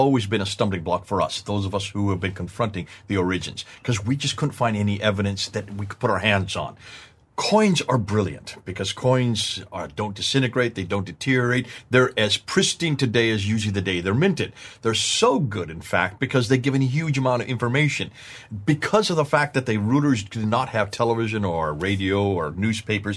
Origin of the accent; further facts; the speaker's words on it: United States; accent: American; my American accent